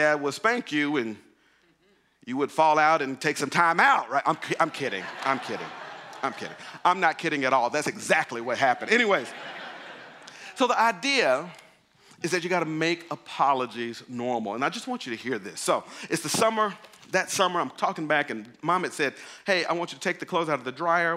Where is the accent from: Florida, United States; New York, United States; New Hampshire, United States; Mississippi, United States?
Mississippi, United States; moved away; I grew up in Mississippi.